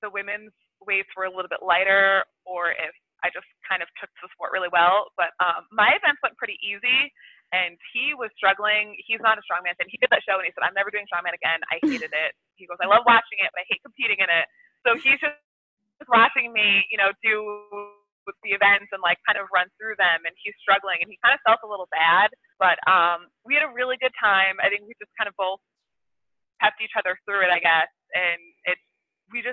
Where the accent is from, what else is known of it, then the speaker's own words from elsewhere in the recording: Connecticut, United States; I am from Connecticut